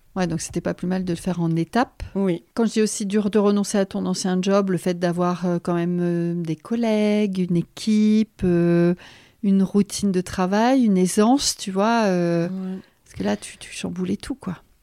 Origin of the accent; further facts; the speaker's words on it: the North, France; moved away; on vient tous les deux du Nord